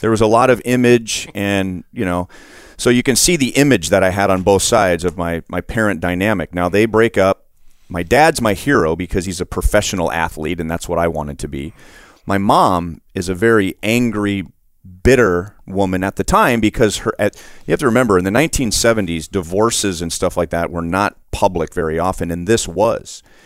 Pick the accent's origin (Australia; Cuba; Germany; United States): United States; Los Angeles, California; I grew up in Los Angeles